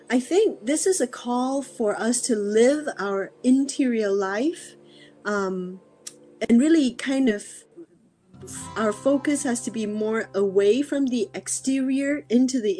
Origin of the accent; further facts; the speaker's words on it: Singapore; also born or lived in Malaysia / Australia / Ireland; now in California, United States; I am uh, talking to you from California, USA, but I was born in Malaysia, grew up in Singapore and Australia.